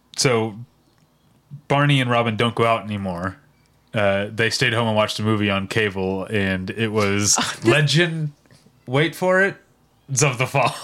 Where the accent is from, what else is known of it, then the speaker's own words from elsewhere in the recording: Midwest, United States; as a Midwesterner